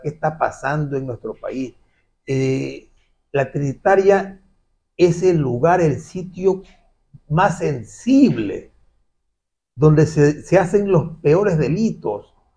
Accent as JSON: {"language": "Spanish", "town": "Guayaquil", "region": "Guayas", "country": "Ecuador", "said": "que es como guayaquileño, pues aquí en el barrio Orellana"}